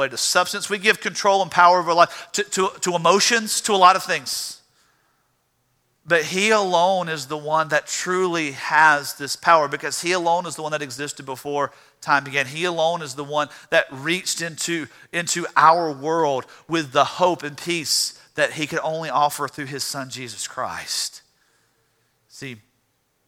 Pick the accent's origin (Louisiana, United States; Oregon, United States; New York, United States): Louisiana, United States; I'm from Louisiana